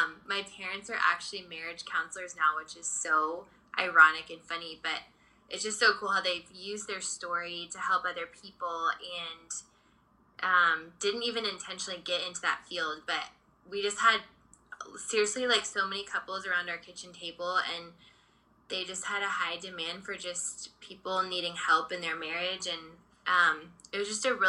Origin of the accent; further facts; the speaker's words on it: Dallas, Texas, United States; moved away as an adult; also born or lived in Redondo Beach, California; now in Los Angeles, United States; I grew up in Dallas, so I have a twin sister, and we were actually born out here in Redondo Beach